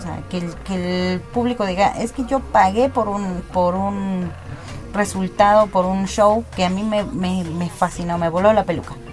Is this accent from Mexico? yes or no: yes; Mexico; aquí se celebra a la muerte, se celebra los muertos. Tenemos una festividad para no estar tristes por nuestros muertos